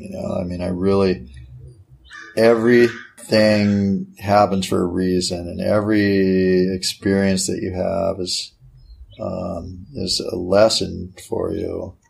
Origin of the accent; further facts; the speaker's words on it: Hawaii, United States; especially like growing up in Hawaii and learning, you know, being a member of the minority